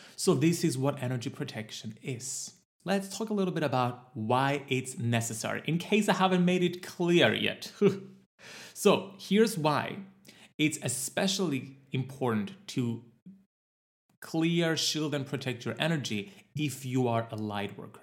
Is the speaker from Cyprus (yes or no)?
yes; Cyprus; my home country of Cyprus